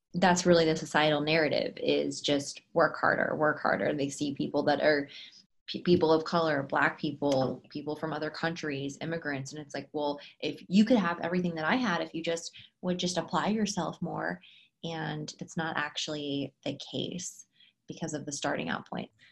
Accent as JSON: {"language": "English", "town": "San Francisco", "region": "California", "country": "United States", "tie": "born or raised there", "said": "I was born in San Francisco, California"}